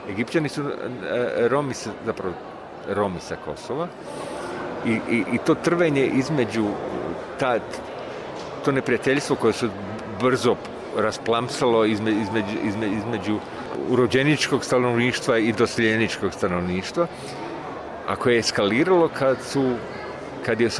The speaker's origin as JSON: {"language": "Croatian", "region": "Split-Dalmatia County", "country": "Croatia", "tie": "born or raised there", "moved": "yes", "said": "taj moj zavičaj iz kojeg ja dolazim, ovaj, kad je to, ono prešao iz, iz, iz turskih u, u, u, u mletačke ruke, da tu se napravila neka granica prema Hercegovini"}